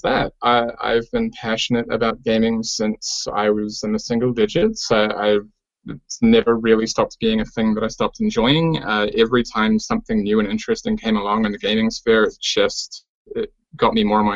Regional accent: New Zealand; I come from New Zealand

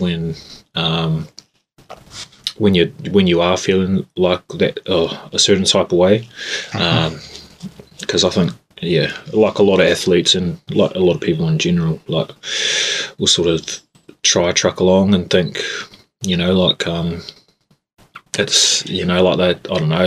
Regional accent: Christchurch, Canterbury, New Zealand; now in Invercargill, New Zealand; I grew up in Christchurch.

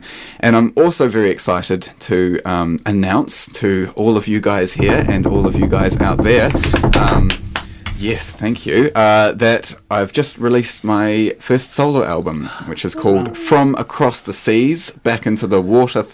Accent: Wellington, New Zealand; moved away as an adult; now in Golden Bay, New Zealand; I didn't grow up here, but I've sort of been living here for the past 4 or 5 or 6 years on and off. And I grew up in Wellington

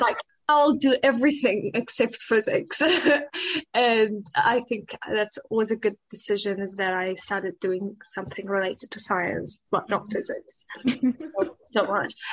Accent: Iraq; also born or lived in Syria / Auckland, New Zealand; now in Dunedin, New Zealand; I'm from Iraq and a refugee from Syria.

